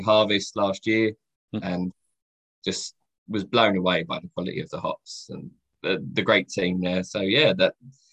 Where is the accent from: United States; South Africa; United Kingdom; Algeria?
United Kingdom; London; moved away; I grew up in London